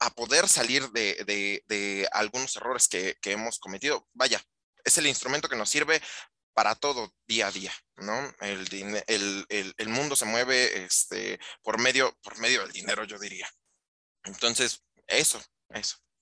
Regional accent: Mexico

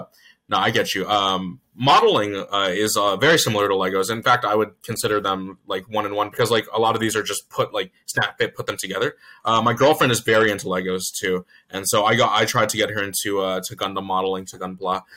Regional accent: Virginia Beach, Virginia, United States; also born or lived in Chesapeake, Virginia; I was born in Chesapeake, but I've been raised and grew up in Virginia Beach

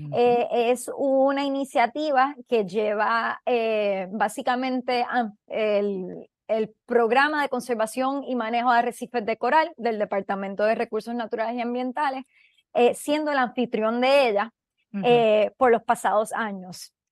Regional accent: Puerto Rico; yo, siendo puertorriqueña

